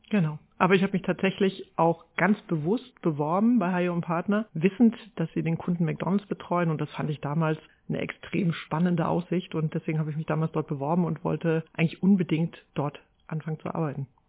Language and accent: German; Haßloch, Rhineland-Palatinate, Germany; moved away; also born or lived in Neustadt an der Weinstraße; ich bin in Hasloch im durchschnittlichsten Dorf Deutschlands groß geworden